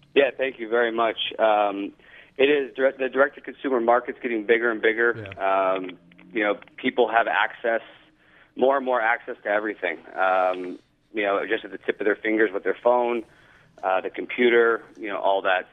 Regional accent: Los Angeles, California, United States; now in Florida, United States; Grew up in Los Angeles, live in Florida

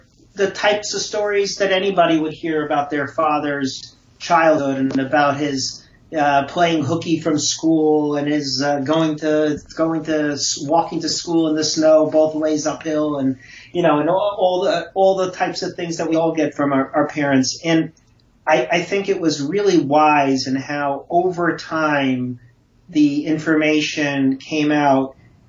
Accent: Brooklyn, New York, United States; had a beautiful childhood and a very enriching childhood growing up in Brooklyn.

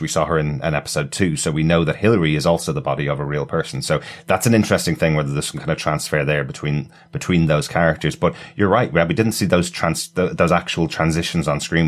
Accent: Ireland; being Irish people

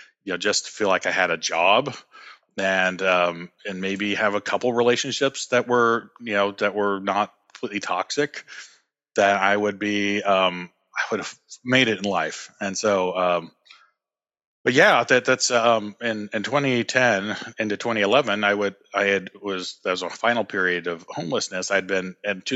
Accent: California, United States; moved away as an adult; I'm originally from California

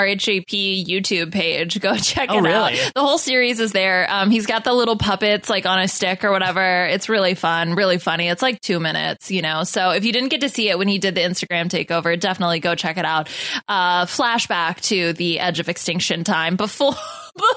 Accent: Colorado, United States; I grew up in Colorado

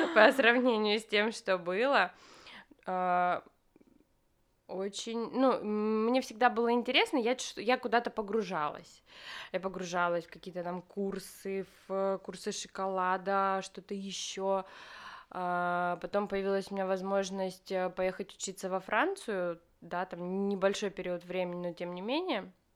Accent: Krasnoyarsk, Krasnoyarsk Krai, Russia; moved away as an adult; now in Moscow, Russia; Я родилась в Красноярске

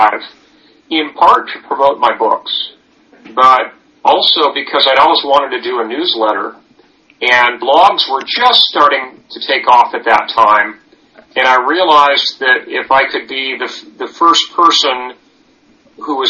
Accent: Livermore, California, United States; I grew up in Livermore, California

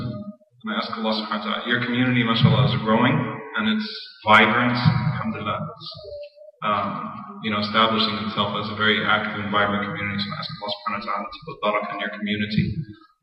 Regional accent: United States; I'm an American too. I grew up in this country.

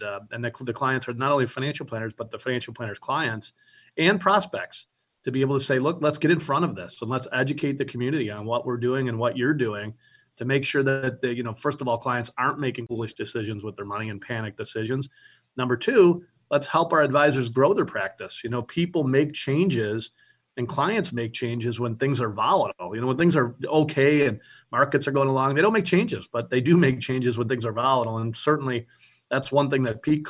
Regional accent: Buffalo, New York, United States; also born or lived in South Florida; I'm from Buffalo, New York.

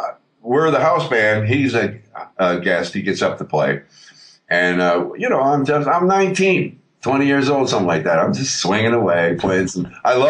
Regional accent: New York, United States; When I was a kid growing up in New York

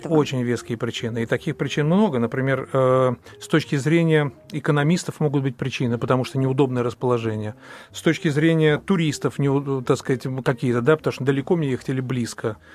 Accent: Moscow, Russia; я москвич

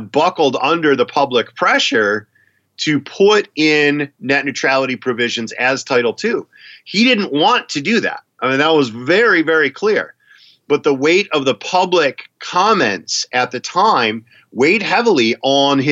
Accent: Wisconsin, United States; now in Minnesota, United States; I'm from Wisconsin. I live in Minnesota now.

